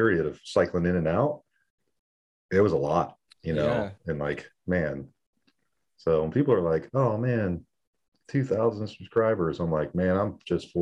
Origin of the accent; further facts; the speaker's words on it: San Diego, California, United States; moved away as an adult; also born or lived in El Paso, Texas; I grew up in San Diego, Navy, Marine town